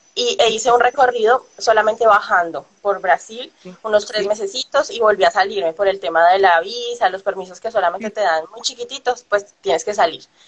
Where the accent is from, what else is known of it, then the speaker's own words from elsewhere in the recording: Colombia; moved away as an adult; salí de Colombia